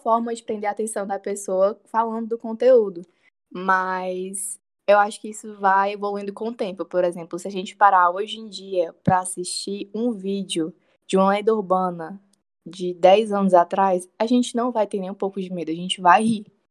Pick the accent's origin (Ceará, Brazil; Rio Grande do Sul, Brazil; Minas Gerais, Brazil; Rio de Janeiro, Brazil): Ceará, Brazil; Itapipoca; eu cresci em Tapipoca